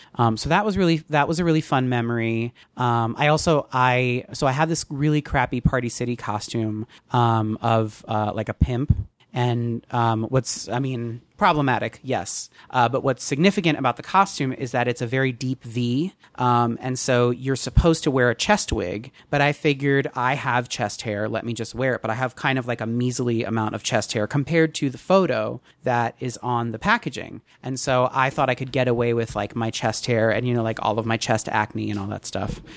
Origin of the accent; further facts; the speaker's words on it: Teaneck, New Jersey, United States; I grew up in Teaneck and Bogota was the town, the next town over